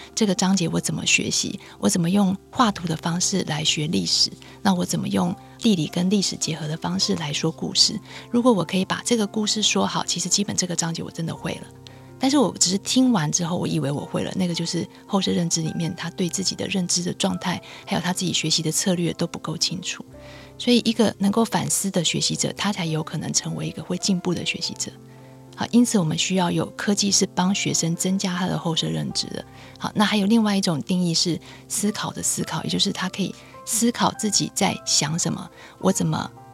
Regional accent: Taiwan; 我是在台湾念书的博士，我也没有出过国哈

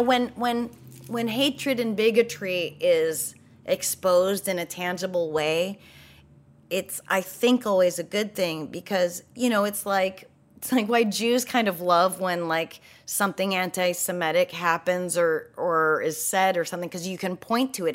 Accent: New Hampshire, United States; I grew up in New Hampshire

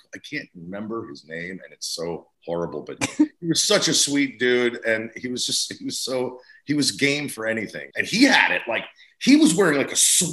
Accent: New Jersey, United States; I'm from Jersey

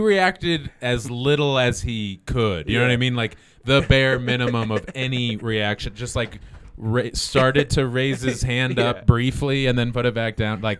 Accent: Colorado, United States; We're from Colorado.

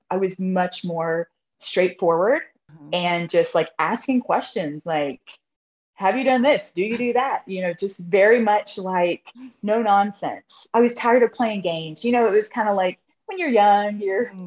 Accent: South Carolina, United States; moved away as an adult; now in Maryland, United States; I'm originally from South Carolina, but I'm currently living in Maryland.

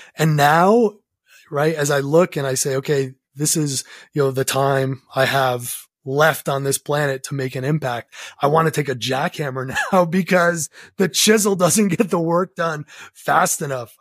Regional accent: New England, United States; growing up in New England

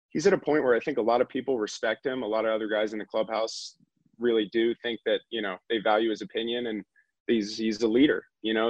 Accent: Northeast, United States; We are both from the Northeast

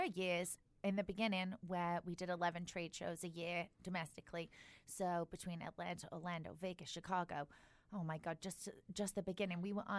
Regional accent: England, United Kingdom; moved away; I grew up in England, not rich at all, definitely on a tuna fish budget.

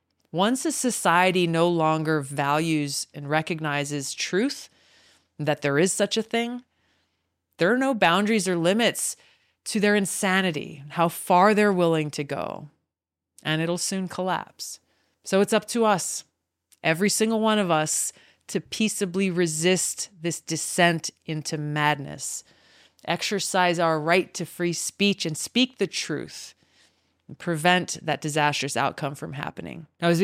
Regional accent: American Samoa; born there; I was born in American Samoa, actually. I'm the fourth of five, and my younger sister was born in Hawaii.

